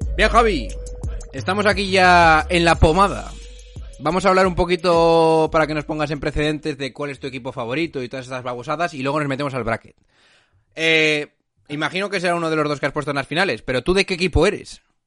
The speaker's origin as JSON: {"language": "Spanish", "region": "La Rioja", "country": "Spain", "said": "de pura cepa, como decimos en La Rioja"}